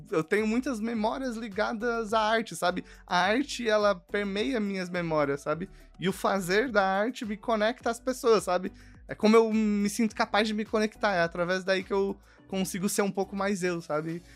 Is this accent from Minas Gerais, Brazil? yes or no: no; São Paulo, Brazil; also born or lived in Curitiba; Eu sou nascido em São Paulo. Minha família, minha família hoje mora em Mauá